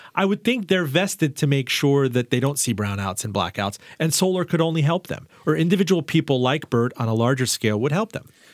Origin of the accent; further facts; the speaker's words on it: Miami, Florida, United States; I was raised in Miami and in Florida